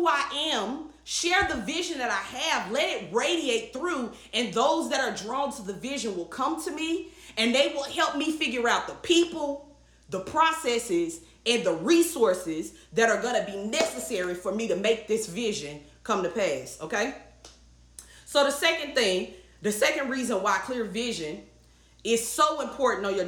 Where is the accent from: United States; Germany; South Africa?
United States; the South, Southern United States; I grew up hearing in the South. You know, a Southern girl